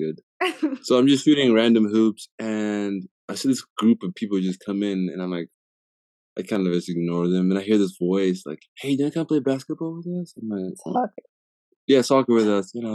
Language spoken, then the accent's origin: English; Harare, Zimbabwe; moved away as an adult; now in Utah, United States; born and raised in Zimbabwe until I was 18